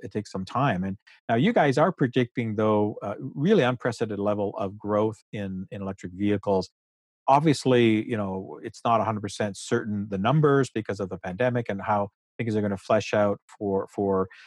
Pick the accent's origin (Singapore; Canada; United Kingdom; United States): Canada; we're Canadian, we're you know, living in Canada